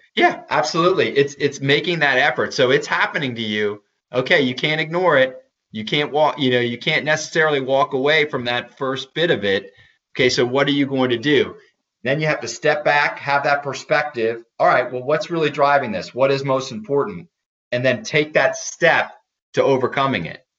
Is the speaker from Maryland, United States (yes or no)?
yes; Maryland, United States; I'm from Maryland, so crabs are a big thing here